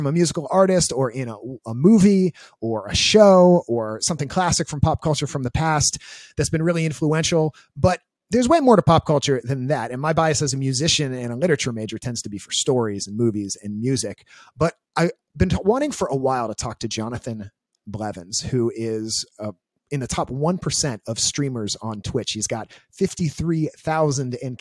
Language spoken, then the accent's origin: English; Washington, District of Columbia, United States; I'm from Washington, D.C.